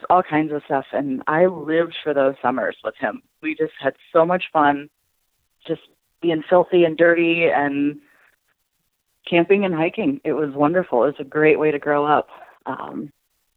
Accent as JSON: {"language": "English", "town": "Akron", "region": "Ohio", "country": "United States", "said": "I'm from Akron, Ohio."}